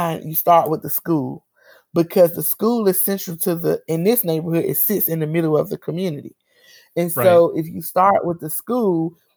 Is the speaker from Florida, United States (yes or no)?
yes; Miami, Florida, United States; moved away as an adult; now in Tallahassee, United States; I grew up in Miami. We don't really name our communities.